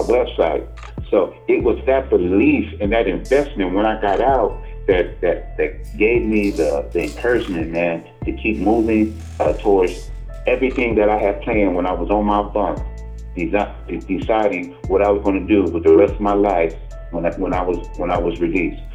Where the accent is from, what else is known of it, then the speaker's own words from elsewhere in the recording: Riverside, United States; growing up in Riverside